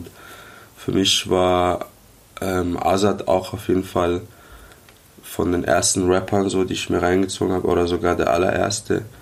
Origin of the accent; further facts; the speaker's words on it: Karlsruhe, Baden-Württemberg, Germany; Genau. Ja, ich komme aus Karlsruhe.